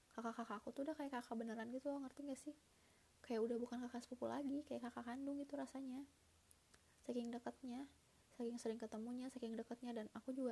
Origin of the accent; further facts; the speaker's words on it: Bandung, West Java, Indonesia; also born or lived in Sumatera Barat; sejujurnya aku tuh asli orang Sumatera Barat uh, Abi itu uh, orang Padang bunda orang Bukit Tinggi gitu nah tapi aku lahir udah di Bandung karena bi udah punya usaha di Bandung sebelum nikah sama bunda jadi udah tinggal ibu udah gede di Bandung